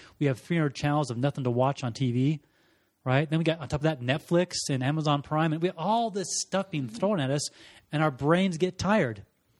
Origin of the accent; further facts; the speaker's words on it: Scotland, United Kingdom; born there; I grew up in the Air Force, was born in Scotland. To a Scottish mom and an Air Force dad, lived around the world